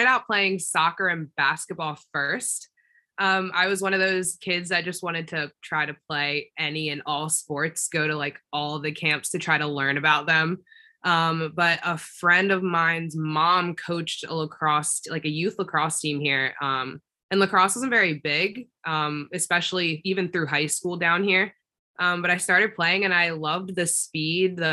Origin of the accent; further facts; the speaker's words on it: Southern Maryland, United States; also born or lived in Connecticut; I'm from Southern Maryland